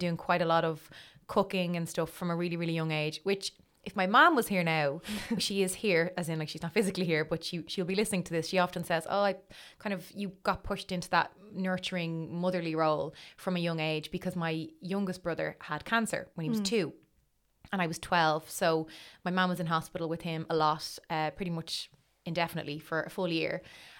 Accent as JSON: {"language": "English", "town": "Dublin", "region": "Leinster", "country": "Ireland", "tie": "born or raised there", "also_born_or_lived": "Crumlin / Citywest", "said": "I'm from Dublin. So I was born in Crumlin, in the Coombe. And I lived in Crumlin until I was 4 or 5, and then we moved to City West. So my whole kind of childhood was in City West, my schooling years."}